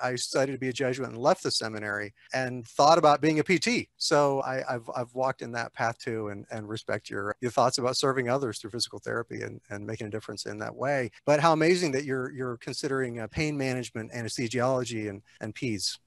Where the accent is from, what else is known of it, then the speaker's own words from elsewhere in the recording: Texas, United States; I grew up in Texas